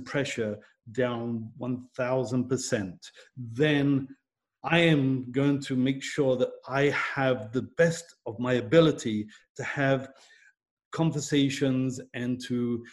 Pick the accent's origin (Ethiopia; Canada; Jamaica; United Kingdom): United Kingdom; I'm British